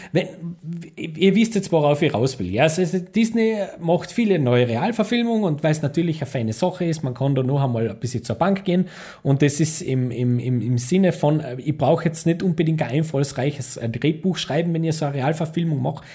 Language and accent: German; Austria; ich als Österreicher